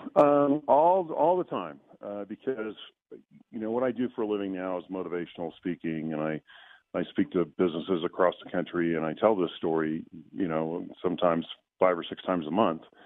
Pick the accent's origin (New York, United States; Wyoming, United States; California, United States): California, United States; Southern; growing up in Southern California, the reason I played water polo is that I grew up at the beach